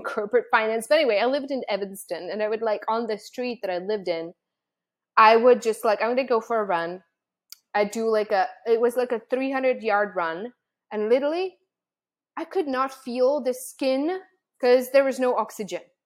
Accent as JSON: {"language": "English", "country": "Czechia", "tie": "born or raised there", "moved": "yes", "said": "I was born and raised in the Czech Republic"}